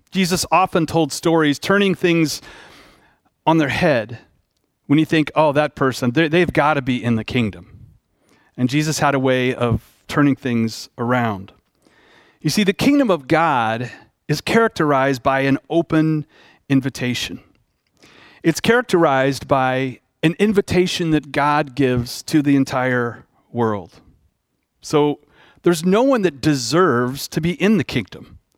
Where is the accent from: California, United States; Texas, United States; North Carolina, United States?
Texas, United States; Dallas; I grew up in Dallas